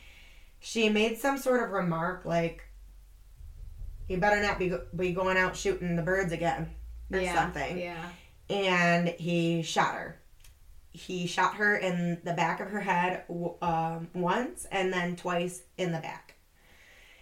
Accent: Rochester, New York, United States; also born or lived in Buffalo; I grew up in Rochester

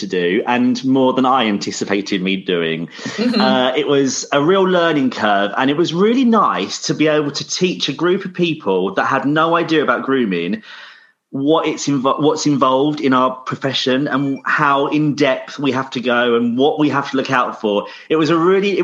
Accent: Sussex, South East England, United Kingdom; I'm from Sussex, so right down south

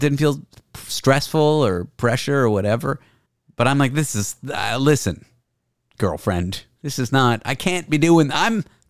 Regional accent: Canada; No, don't be. I'm Canadian.

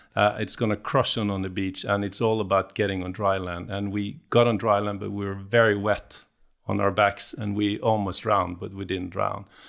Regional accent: Bergen, Vestland, Norway; I'm from the West Coast in Norway, just, uh, grew up in Bergen, uh, but then k, fairly quickly moved outside

